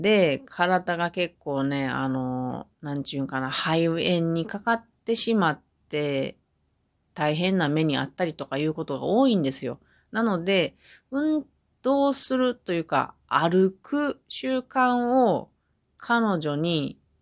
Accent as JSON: {"language": "Japanese", "region": "Mie", "country": "Japan", "tie": "born or raised there", "moved": "as an adult", "lives_now": "Hamamatsu, Japan", "said": "私がまだ地元の三重県にいた時に"}